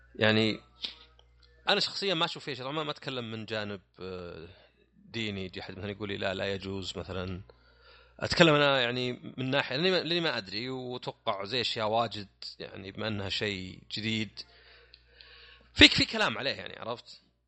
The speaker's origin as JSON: {"language": "Arabic", "country": "Saudi Arabia", "said": "عندنا في السعوديه"}